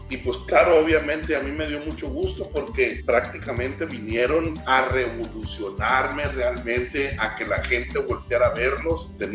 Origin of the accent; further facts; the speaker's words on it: El Huitussi, Sinaloa, Mexico; now in Los Mochis, Mexico; nos fuimos a, a mi pueblo natal, que es un campo pesquero que se llama El Huitusi.